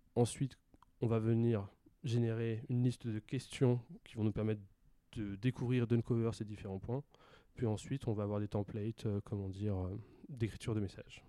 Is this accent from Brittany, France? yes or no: yes; Pontivy, Brittany, France; moved away as an adult; also born or lived in Rennes; now in Marseille, France; J'ai grandi en Bretagne, euh, donc euh, pendant 18 ans, j'ai grandi à Pontivy, qui est une petite ville dans centre de la Bretagne